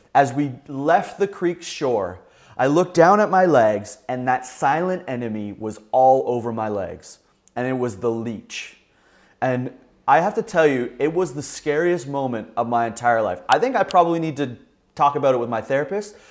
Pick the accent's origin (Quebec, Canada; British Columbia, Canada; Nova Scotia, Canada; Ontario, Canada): Ontario, Canada; Southern; a young boy growing up in Southern Ontario